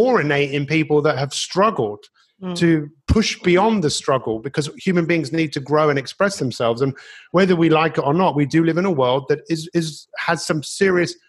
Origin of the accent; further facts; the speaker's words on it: London, United Kingdom; growing up in Northwest London